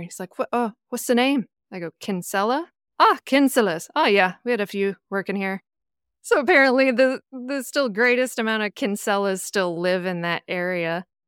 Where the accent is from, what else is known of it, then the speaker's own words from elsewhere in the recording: Midwest, United States; culturally, I am as American as a piece of cornbread, but like, my heritage is Irish